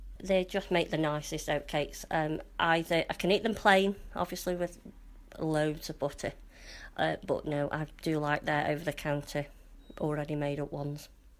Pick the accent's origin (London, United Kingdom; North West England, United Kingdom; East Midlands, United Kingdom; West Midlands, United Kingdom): West Midlands, United Kingdom; Burslem; I'm from Burslem.